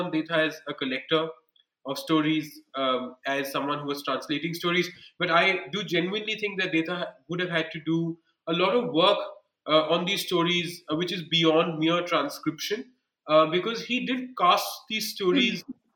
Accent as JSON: {"language": "English", "area": "Bikaner region", "region": "Rajasthan", "country": "India", "said": "I come from the Bikaner region."}